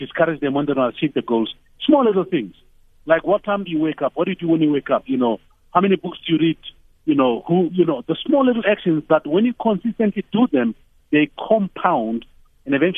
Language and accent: English; Tembisa, Gauteng, South Africa; I'm from Tembisa and now I live somewhere else.